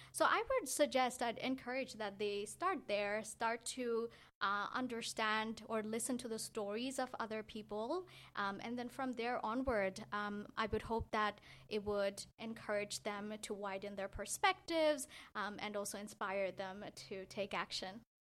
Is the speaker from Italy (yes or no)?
no; Bangladesh; now in Canada; I grew up in Bangladesh